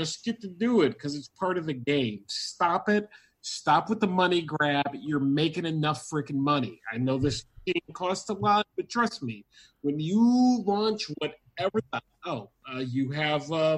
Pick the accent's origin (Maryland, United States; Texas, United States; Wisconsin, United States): Wisconsin, United States; I'm from Wisconsin